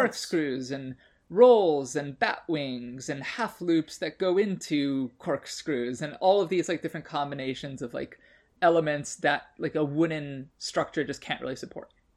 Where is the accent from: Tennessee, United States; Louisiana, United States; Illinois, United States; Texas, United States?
Illinois, United States; Chicago; I grew up in Chicago near Six Flags Great America